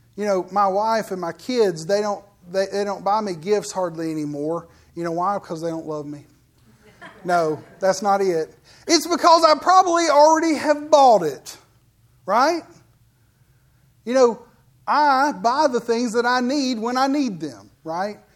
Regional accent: United States; You know, I'm an American

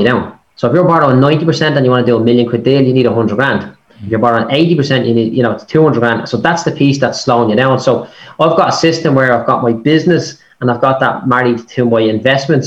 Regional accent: Dublin, Leinster, Ireland; I'm a bricklayer from Clondalkin, right? Like, that's where I started out

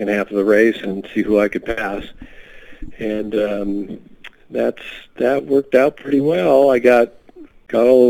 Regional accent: Seattle, Washington, United States; I grew up in the Seattle area

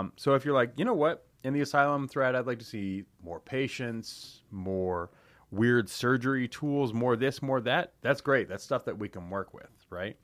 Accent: London, Ontario, Canada; born and raised in London, Ontario

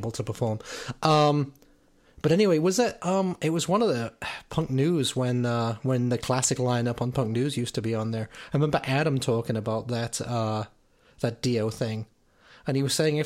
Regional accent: Liverpool, North West England, United Kingdom; from my hometown of Liverpool.

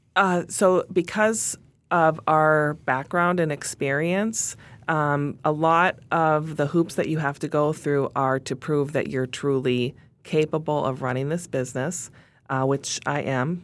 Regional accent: Minneapolis, Minnesota, United States; we're headquartered in Minneapolis, in my hometown.

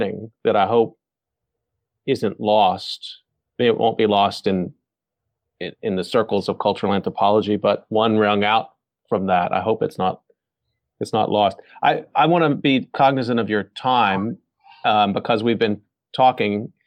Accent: Texas, United States; I'm fifth generation from Texas.

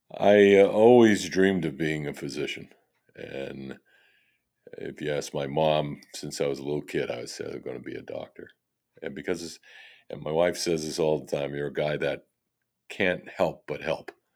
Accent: Fall River, Massachusetts, United States; having grown up in this area

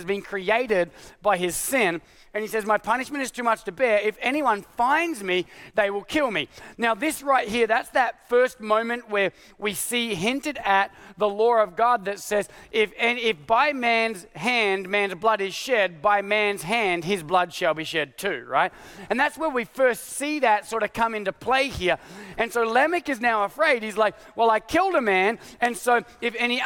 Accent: Australia; now in United States; my Australian passport

